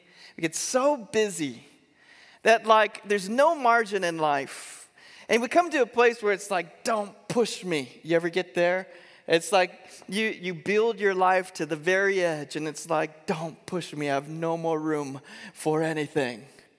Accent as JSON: {"language": "English", "town": "Eugene", "region": "Oregon", "country": "United States", "tie": "born there", "said": "we moved to Eugene, Oregon. In fact, I was born here in Eugene at Sacred Heart Hospital, and so I've kind of come full circle."}